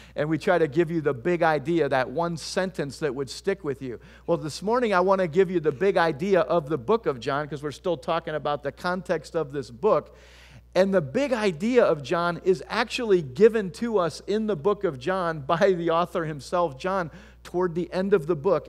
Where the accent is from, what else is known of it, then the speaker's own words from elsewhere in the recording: Tiffin, Ohio, United States; also born or lived in Bowling Green, Ohio; I'm from Tiffin, Ohio